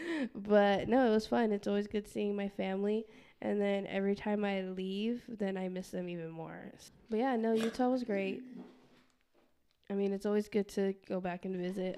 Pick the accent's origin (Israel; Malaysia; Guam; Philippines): Guam; I'm from Guam, um, and my family's from Palau